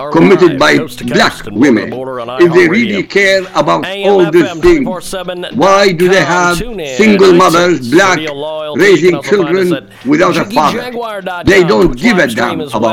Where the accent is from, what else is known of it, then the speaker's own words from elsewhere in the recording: Iraq; now in United States; I come from Iraq